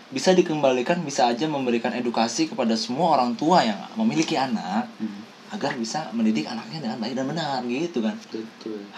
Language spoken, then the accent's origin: Indonesian; West Java, Indonesia; maaf ya hiji dua tilo opat ini mau kan gua orang Sunda